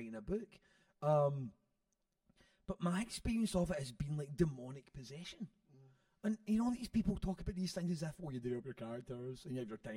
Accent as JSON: {"language": "English", "town": "Airdrie", "region": "Scotland", "country": "United Kingdom", "tie": "born or raised there", "also_born_or_lived": "Shettleston, Glasgow", "said": "I was growing up in Airdrie"}